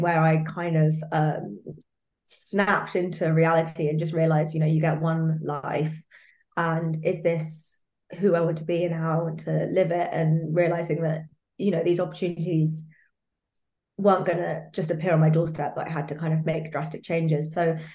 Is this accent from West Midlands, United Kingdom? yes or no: no; London, United Kingdom; I was born and raised in Hackney in East London, and I still live there now